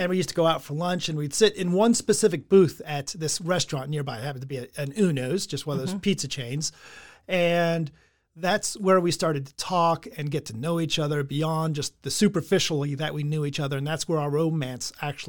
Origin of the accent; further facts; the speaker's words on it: England, United Kingdom; I'm English.